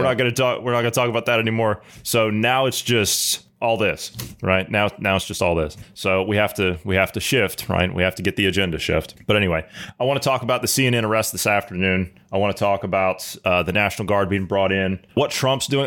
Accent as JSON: {"language": "English", "region": "Ohio", "country": "United States", "said": "my home state of Ohio"}